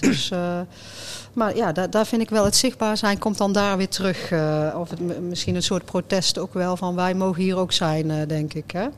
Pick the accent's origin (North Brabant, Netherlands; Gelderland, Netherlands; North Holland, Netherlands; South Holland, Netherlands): North Brabant, Netherlands; als Brabanders